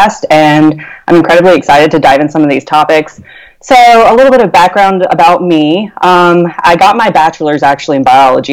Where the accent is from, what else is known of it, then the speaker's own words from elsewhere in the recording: South Carolina, United States; I'm from South Carolina